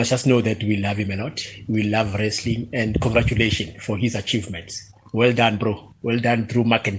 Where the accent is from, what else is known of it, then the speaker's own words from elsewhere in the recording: Umlazi, KwaZulu-Natal, South Africa; moved away; also born or lived in Soshanguve; from Umlaza, but I'm calling from Soshanguve.